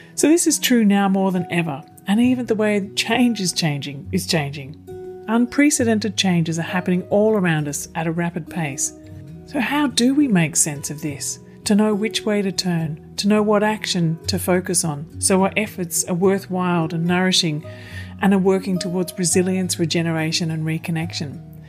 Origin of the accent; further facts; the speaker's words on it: Kulin Nation, Mullum Mullum River area, Victoria, Australia; moved away; I'm originally from um, sort of the area around the Kulin Nation along the Mullum Mullum River